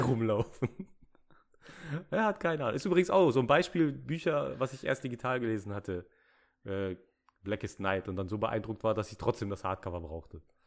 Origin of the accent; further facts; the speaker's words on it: Ruhr area, North Rhine-Westphalia, Germany; ich bin aus dem Ruhrpott, da sind die Leute nett